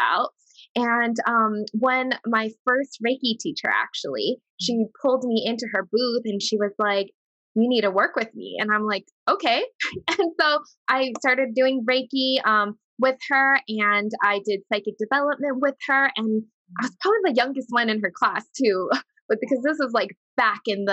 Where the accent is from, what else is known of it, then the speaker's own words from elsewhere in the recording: Hawaii, United States; moved away as an adult; also born or lived in Las Vegas, Nevada; I'm from Hawaii, but when I first moved to Vegas when I was about 20